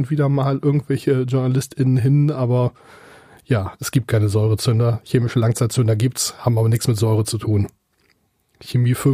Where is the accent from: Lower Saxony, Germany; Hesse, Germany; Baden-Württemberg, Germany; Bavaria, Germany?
Lower Saxony, Germany; area around Göttingen; also born or lived in Munich; now in Kiel, Germany; ich komme gebürtig aus der Gegend von Göttingen.